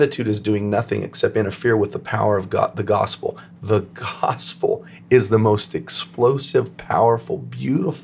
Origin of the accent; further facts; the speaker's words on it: United States; I'm first an apostolic, and then I'm an American